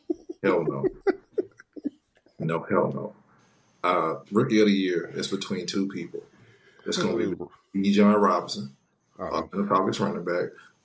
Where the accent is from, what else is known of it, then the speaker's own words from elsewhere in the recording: Jamaica; I'm a Jamaican lady.